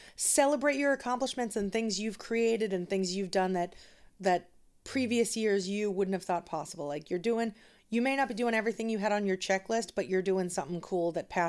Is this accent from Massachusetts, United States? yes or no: yes; Danvers, Massachusetts, United States; and I grew up in Danvers